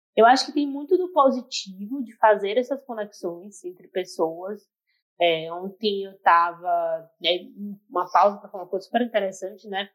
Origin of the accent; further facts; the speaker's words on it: Salvador, Bahia, Brazil; que sou do Nordeste, sou da Bahia